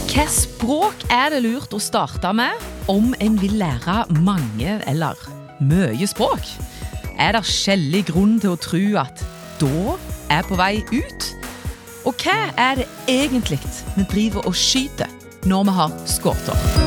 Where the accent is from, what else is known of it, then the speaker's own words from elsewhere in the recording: Bryne, Rogaland, Norway; accent: Jærsk; now in Trondheim, Norway; Opprinnelig fra Bryne, men har bodd både her og der. Og nå i Trondheim